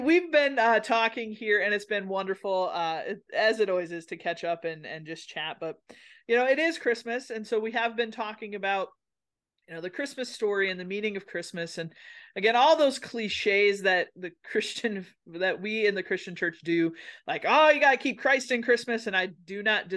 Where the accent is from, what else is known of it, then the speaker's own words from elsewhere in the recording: Minnesota, United States; I'm from a place in Minnesota where they have lutefisk things.